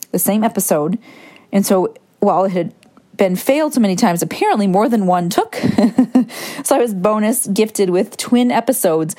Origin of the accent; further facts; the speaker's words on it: Michigan, United States; I grew up in Michigan, went to Cedar Point at least once a year